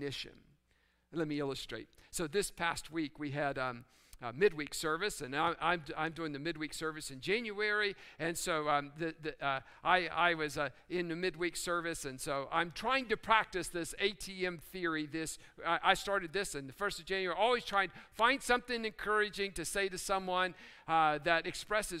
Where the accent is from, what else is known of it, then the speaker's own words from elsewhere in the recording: West Virginia, United States; I'm reminded of what I learned growing up in West Virginia.